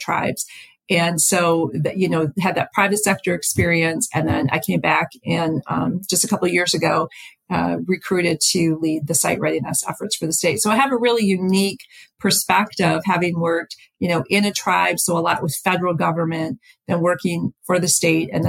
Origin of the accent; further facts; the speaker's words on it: Upper Peninsula, Michigan, United States; also born or lived in California; I came back to Michigan, to my hometown in the Upper Peninsula